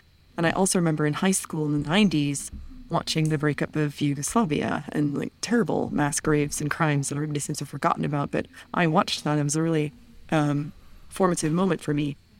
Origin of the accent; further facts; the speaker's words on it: United States; moved away; But growing up in the United States and then moving outside of the United States, I was always very aware of the cost of the U.S. defense budget